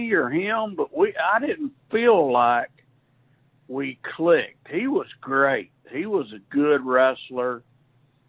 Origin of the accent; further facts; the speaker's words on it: Chattanooga, Tennessee, United States; It's my hometown